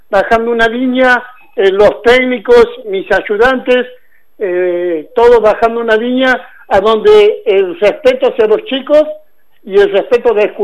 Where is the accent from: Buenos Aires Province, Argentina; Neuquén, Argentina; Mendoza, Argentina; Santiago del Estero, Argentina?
Santiago del Estero, Argentina; now in Río Cuarto, Argentina; me hice en Santiago porque vine de Santiago de Estero